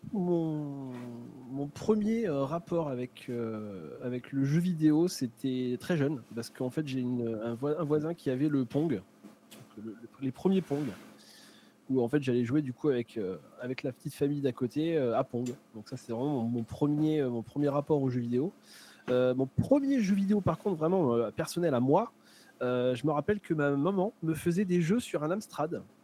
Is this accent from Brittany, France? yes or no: no; Charente-Maritime, Nouvelle-Aquitaine, France; je suis de Charente-Maritime